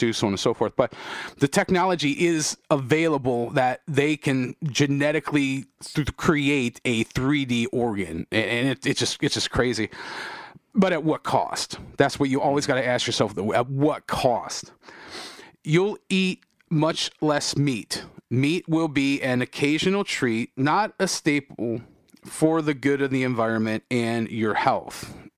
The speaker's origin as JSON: {"language": "English", "country": "United States", "said": "I'm proud of being American"}